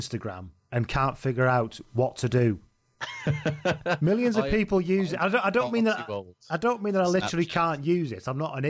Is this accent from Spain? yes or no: no; Ireland; Even as an Irishman, I love listening to these lads talk about rugby and jinxing our matches, damn it.